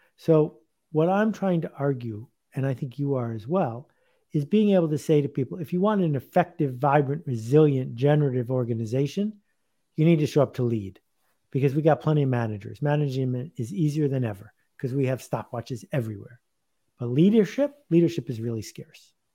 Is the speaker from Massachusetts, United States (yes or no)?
no; Buffalo, New York, United States; I grew up in Buffalo, badly playing ice hockey.